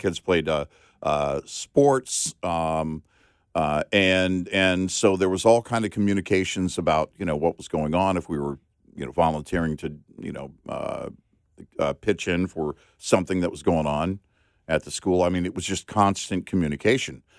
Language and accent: English; San Antonio, Texas, United States; also born or lived in Del Rio, Texas / Omaha, Nebraska; growing up in San Antonio and Del Rio